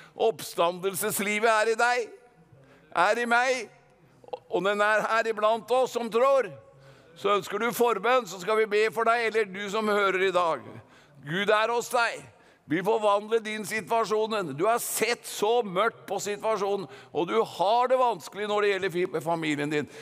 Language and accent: Norwegian; Gudbrandsdalen, Innlandet, Norway; Vi har en dal i Norge som heter Gudbrandsdalen, og jeg er gudbrandsdøl